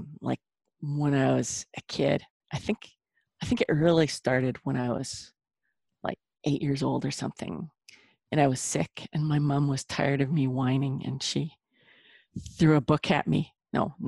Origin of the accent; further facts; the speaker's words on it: Lethbridge, Alberta, Canada; also born or lived in Calgary; moved back to my hometown where my parents and my brother live. It's Lethbridge.